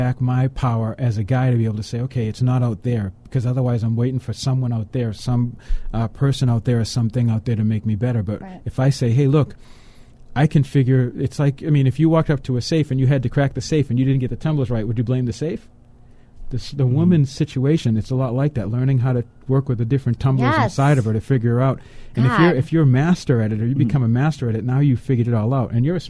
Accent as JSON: {"language": "English", "town": "Boston", "region": "Massachusetts", "country": "United States", "said": "but I'm from Boston."}